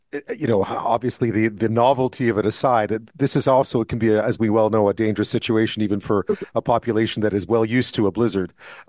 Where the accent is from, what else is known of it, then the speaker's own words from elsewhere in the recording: Montreal, Quebec, Canada; moved away; I grew up in Montreal, so I've seen my fair share of blizzards over the years